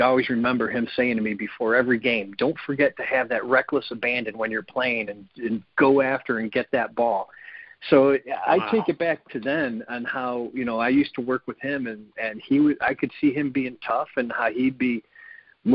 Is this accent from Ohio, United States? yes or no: yes; Lakewood, Ohio, United States; I grew up in Lakewood, a couple miles from the house